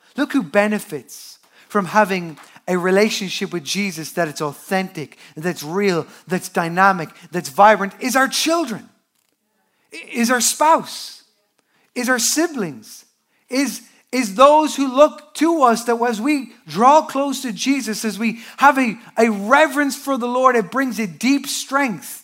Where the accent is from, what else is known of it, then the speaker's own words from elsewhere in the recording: Newbridge, Leinster, Ireland; I am from Newbridge, that is Culchiland, the commuter town outside of Dublin.